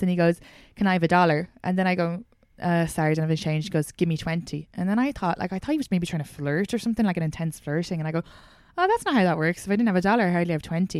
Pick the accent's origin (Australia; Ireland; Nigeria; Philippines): Ireland; outside Dublin, Leinster; accent: Irish; moved away as an adult; now in New York City, United States; I grew up outside Dublin